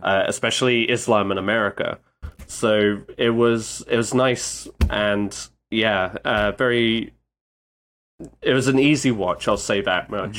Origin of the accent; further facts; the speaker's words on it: United Kingdom; a British man